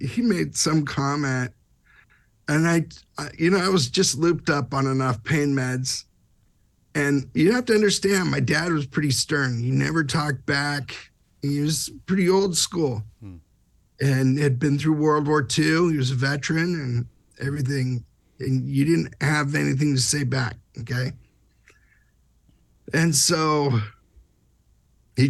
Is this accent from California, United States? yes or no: yes; Southern California, United States; I'm from Southern California